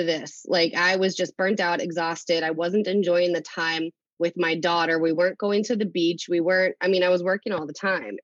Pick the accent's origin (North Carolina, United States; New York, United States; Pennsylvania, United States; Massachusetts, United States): Massachusetts, United States; Leicester; now in Uxbridge, United States; I grew up in Leicester, but I live in Uxbridge right now